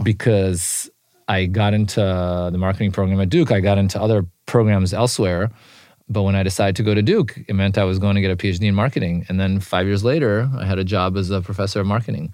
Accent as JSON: {"language": "English", "country": "Israel", "tie": "born or raised there", "moved": "yes", "said": "When I was growing up in Israel"}